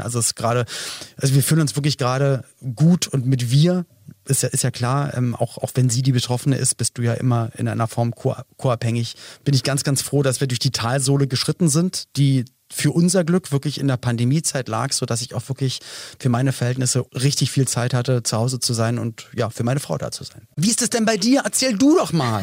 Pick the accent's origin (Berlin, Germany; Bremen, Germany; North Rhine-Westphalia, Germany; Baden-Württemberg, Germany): Berlin, Germany; Wir kommen beide aus Berlin